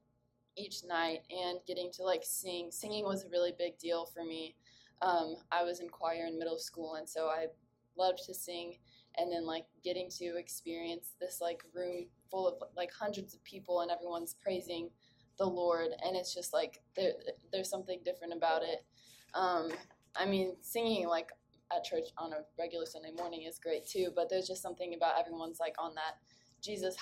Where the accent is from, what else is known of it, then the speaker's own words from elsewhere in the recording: San Antonio, Texas, United States; I was born and raised in San Antonio.